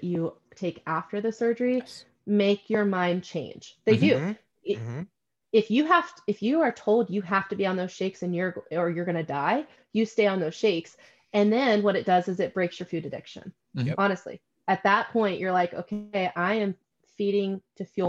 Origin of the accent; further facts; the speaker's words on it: the South, United States; I was raised in the South